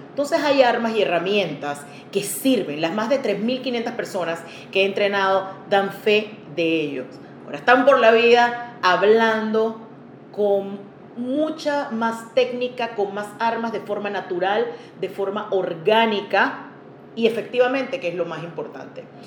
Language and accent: Spanish; Panama